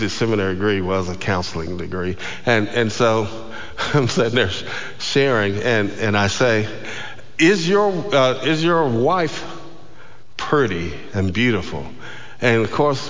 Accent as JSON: {"language": "English", "region": "Georgia", "country": "United States", "said": "I was from Georgia"}